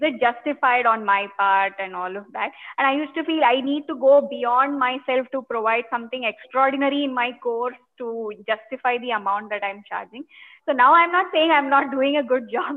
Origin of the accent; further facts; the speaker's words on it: Bangalore, Karnataka, India; I'm from Bangalore